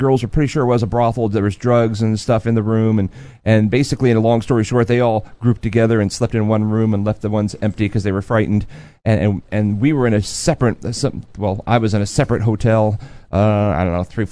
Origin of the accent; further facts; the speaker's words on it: United States; I'm American